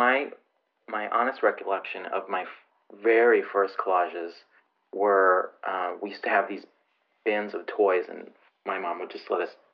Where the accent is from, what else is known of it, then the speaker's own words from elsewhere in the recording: Grand Island, New York, United States; I grew up on Grand Island, New York